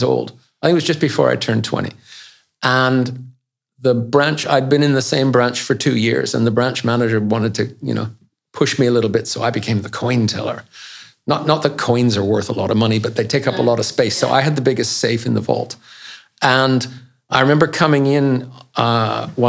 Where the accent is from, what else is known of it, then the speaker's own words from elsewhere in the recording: Canada; also born or lived in Switzerland; now in United Kingdom; I grew up in Canada